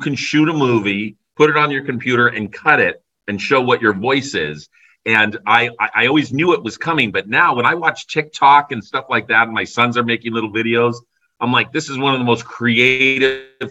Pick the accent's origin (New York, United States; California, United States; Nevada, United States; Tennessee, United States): California, United States; Burbank; I grew up in Burbank, so over the hill was Hollywood